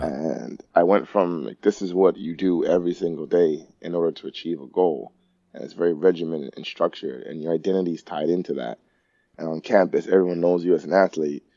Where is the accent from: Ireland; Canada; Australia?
Canada; Toronto, Ontario; I grew up in Rexdale